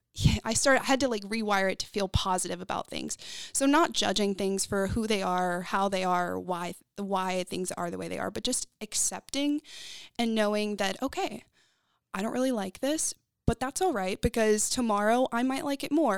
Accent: Texas, United States; also born or lived in North Carolina; I was raised in Texas.

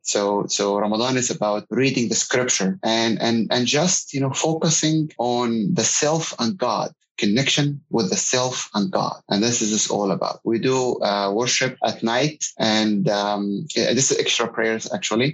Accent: Egypt; moved away as an adult; now in San Antonio, United States; I'm originally from Egypt, and I came here in the United States about 20 years ago as a student

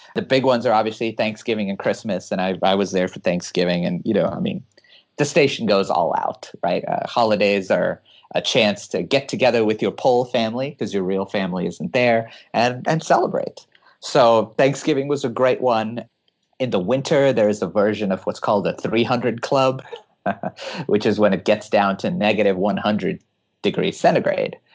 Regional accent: California, United States; moved away as an adult; now in Hawaii, United States; I'm born and raised in California and uh, lived in Hawaii for the last three years

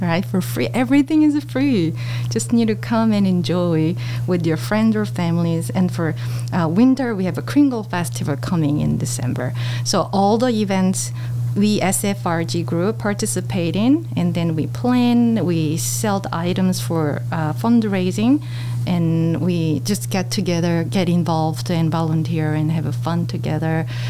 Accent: Seoul, South Korea; English is a second language; moved away as an adult; also born or lived in China / United States; now in Daegu, South Korea; I am from Korea, so I was born in Korea, and I left Korea to live in China um, when I was 27

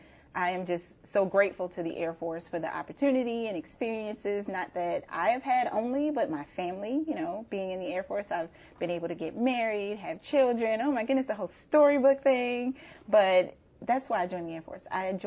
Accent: Baltimore, Maryland, United States; moved away as an adult; also born or lived in Tucson, Arizona; I am from Baltimore, Maryland. So being from the inner city

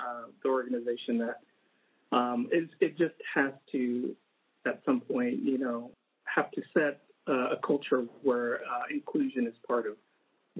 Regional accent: Texas, United States; now in West Coast, United States; I came from by way of Texas. And so I grew up in Texas. So a lot of my upbringing was in Texas

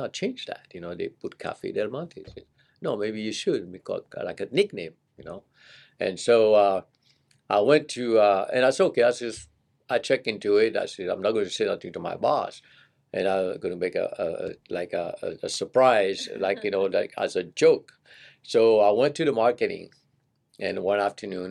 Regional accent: Seychelles; moved away as an adult; also born or lived in San Jose, California; now in United States; I'm from the Seychelles Island. We eat a lot of curry

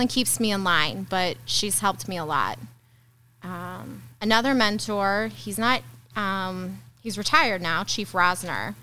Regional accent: St. Jacob, Illinois, United States; born and raised in St. Jacob.

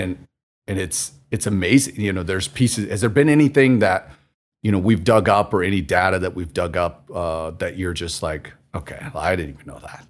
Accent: Missouri, United States; moved away; I'm from the Midwest to, grew up in s, in Missouri

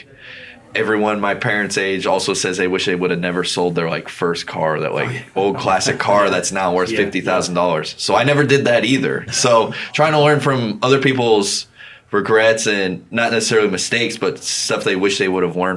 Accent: Albany, Oregon, United States; I'm from Albany, Oregon, and I played sports a lot as a kid.

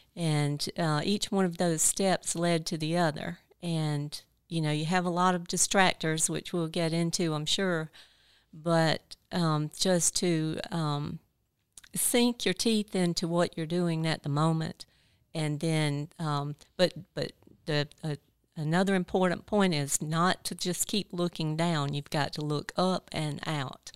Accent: Ninety Six, South Carolina, United States; also born or lived in Greenwood, South Carolina; my hometown, uh, Greenwood. I grew up in ninety-six

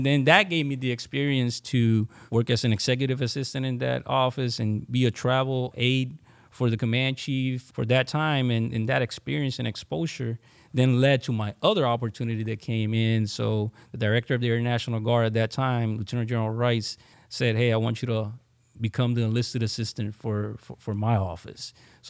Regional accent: San Juan, Puerto Rico; I was born and raised in San Juan, Puerto Rico. I'm an Army brat.

